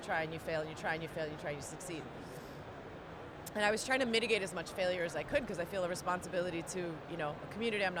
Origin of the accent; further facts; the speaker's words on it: Hawaii, United States; moved away; I grew up in Hawaii